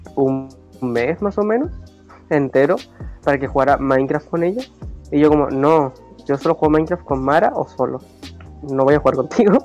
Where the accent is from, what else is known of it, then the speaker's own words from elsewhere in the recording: Buenos Aires, Argentina; yo soy de Buenos Aires